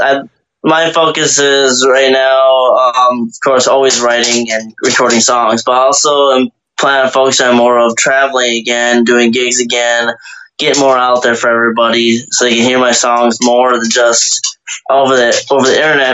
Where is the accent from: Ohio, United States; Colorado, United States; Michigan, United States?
Michigan, United States; moved away; From where I'm from, Michigan